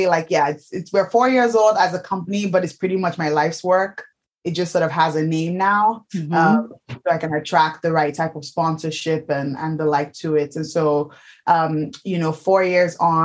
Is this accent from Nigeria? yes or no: yes; Nigeria; moved away as an adult; now in United Kingdom; I'm Nigerian.